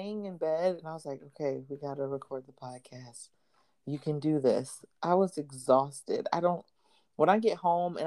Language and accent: English; outside of Philly, Pennsylvania, United States; now in the South, United States; I grew up outside of Philly